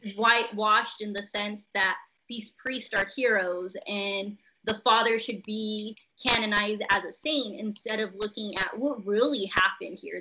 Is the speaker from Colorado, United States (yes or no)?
no; Visalia, California, United States; I am from Visalia, California, which is right in the middle of California